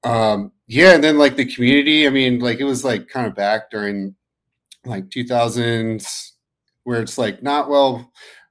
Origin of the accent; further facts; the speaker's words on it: Frederick, Maryland, United States; I grew up in Frederick, Maryland